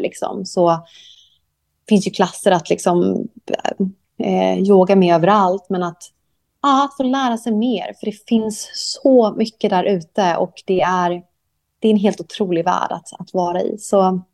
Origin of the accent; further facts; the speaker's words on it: Sweden; moved away as an adult; also born or lived in Thailand; now in Koh Samui, Thailand; jag är svensk ju